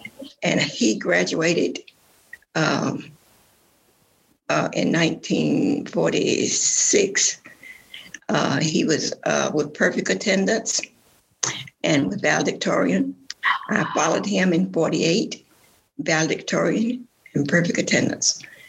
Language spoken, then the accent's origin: English; Choccolocco, Alabama, United States; I was born in Chockalaca, June 21st, 1930. So tell me I'm 90 years old. Means that I have seen it all. Chockalaca is in a beautiful valley in Alabama.